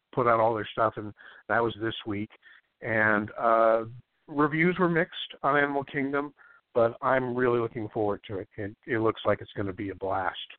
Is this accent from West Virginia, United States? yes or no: no; San Clemente, California, United States; now in Los Angeles, United States; where I grew up in San Clemente